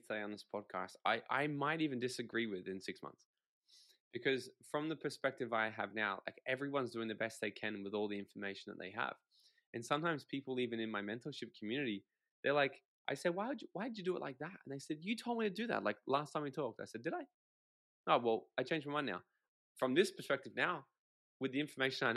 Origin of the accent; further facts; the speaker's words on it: Australia; I'm Australian.